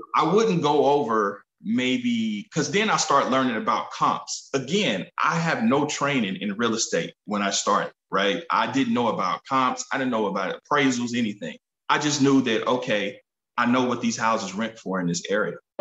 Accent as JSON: {"language": "English", "town": "Kansas City", "region": "Missouri", "country": "United States", "tie": "born or raised there", "said": "grew up in Kansas City, Missouri"}